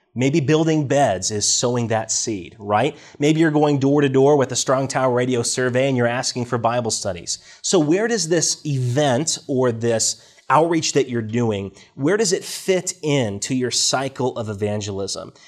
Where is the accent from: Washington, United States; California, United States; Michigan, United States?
Washington, United States; I grew up in Washington State, out in the Northwest, in a, in a farming community